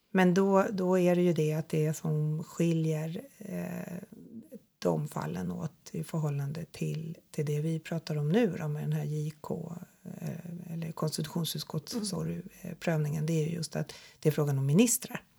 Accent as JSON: {"language": "Swedish", "country": "Sweden", "said": "vi tänker som svenskar"}